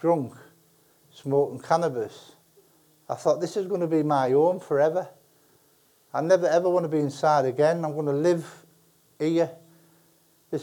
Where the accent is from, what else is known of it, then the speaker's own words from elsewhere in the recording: Middlesbrough, North East England, United Kingdom; moved away as an adult; also born or lived in Wakefield; I made the decision that I was going to leave Middlesbrough, not the team, I'm always from Borough